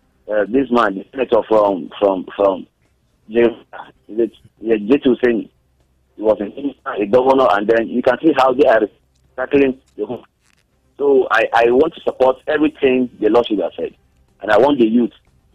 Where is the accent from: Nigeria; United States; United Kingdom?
Nigeria; Benue; I'm from Benue State.